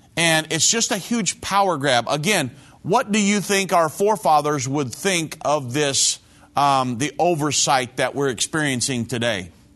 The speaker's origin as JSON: {"language": "English", "country": "United States", "said": "we hold so dear as American citizens"}